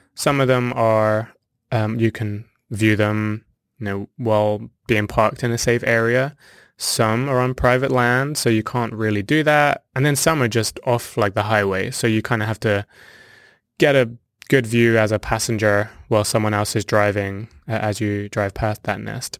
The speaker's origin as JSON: {"language": "English", "area": "near Southampton", "region": "South East England", "country": "United Kingdom", "tie": "born or raised there", "also_born_or_lived": "South Africa", "moved": "as an adult", "lives_now": "Sandusky, Ohio, United States", "said": "I was born and raised in Southern England, actually near Southampton"}